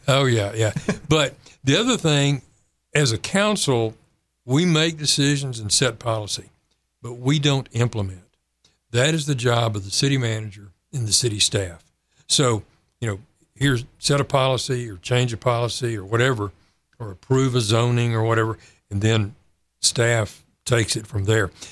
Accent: San Angelo, Texas, United States; moved away as an adult; also born or lived in Waco, Texas / Fort Worth, Texas / Louisville, Kentucky; now in Kerrville, United States; I grew up in San Angelo

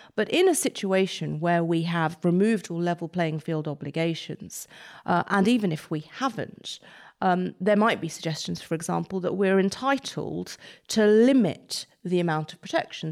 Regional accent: United Kingdom; our input as British lawyers, um, as British judges

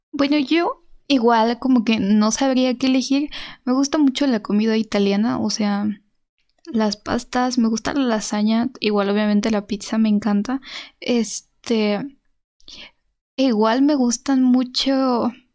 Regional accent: Mexico; como mexicana

